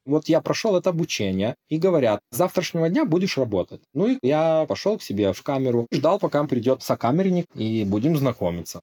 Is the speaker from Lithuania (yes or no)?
yes; Lithuania; moved away; also born or lived in Norway; я литовец